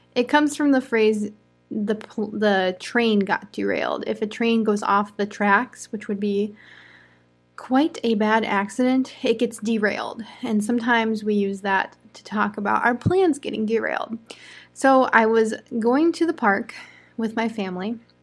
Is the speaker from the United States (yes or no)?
yes; United States; I'm an American English teacher